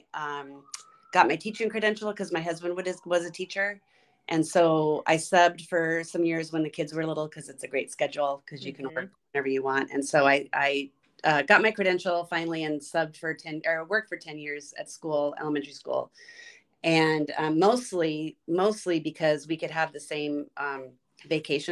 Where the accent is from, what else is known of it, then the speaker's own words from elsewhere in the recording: La Mesa, California, United States; also born or lived in Ocean Beach, San Diego / Chula Vista; I grew up in La Mesa, and I went to Monta Vista High School and San Diego State, and really never left